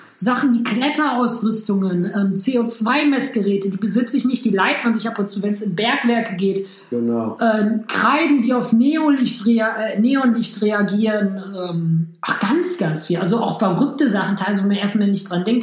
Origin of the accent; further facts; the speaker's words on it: Hamm, North Rhine-Westphalia, Germany; moved away as an adult; now in Düsseldorf, Germany; Ich komme ursprünglich aus Hamm, das ist zwischen Dortmund und Münster.